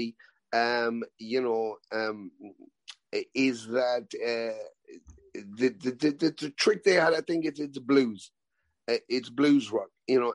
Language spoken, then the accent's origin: English; Canada; growing up in Canada and me sitting in my basement watching those on TV